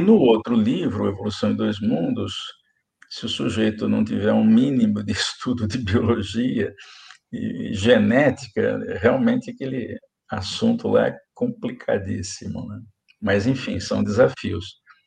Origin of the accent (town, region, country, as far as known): Araraquara, São Paulo, Brazil; born or raised there